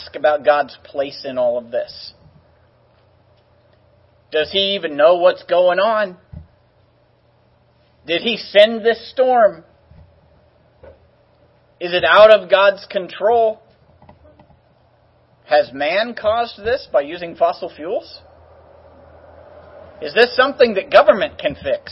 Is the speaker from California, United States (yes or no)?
yes; California, United States; I was from California